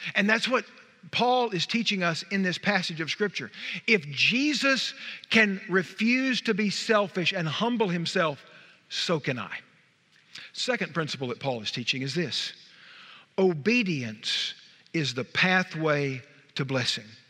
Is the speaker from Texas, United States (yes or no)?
yes; Wichita Falls, Texas, United States; We're from Wichita Falls